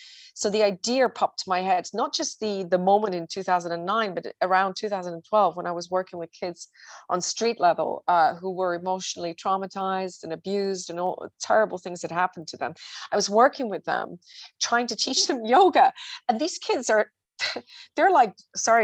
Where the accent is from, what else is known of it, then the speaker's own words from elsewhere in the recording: Switzerland; I'm from Switzerland